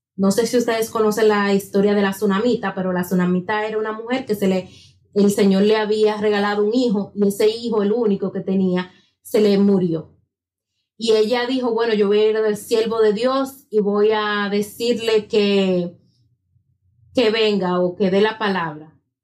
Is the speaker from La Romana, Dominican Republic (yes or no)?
yes; La Romana, Dominican Republic; moved away as an adult; now in Santo Domingo, Dominican Republic; cuando yo viví en La Romana por 26 años de mi vida, luego tuve que venir a residir a Santo Domingo